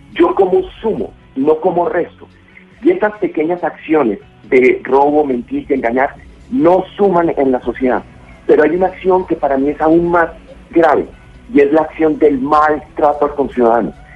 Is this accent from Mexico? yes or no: no; Colombia; como colombiano